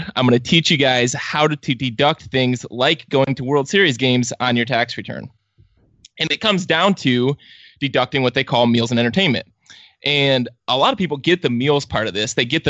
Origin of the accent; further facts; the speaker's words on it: Cleveland, Ohio, United States; I'm from Cleveland. I'm used to this.